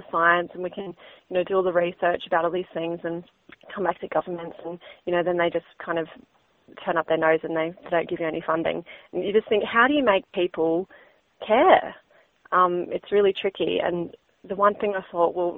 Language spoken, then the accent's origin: English; Northern Rivers, New South Wales, Australia; also born or lived in Queensland; I grew up in the Northern Rivers, this beautiful place that we call home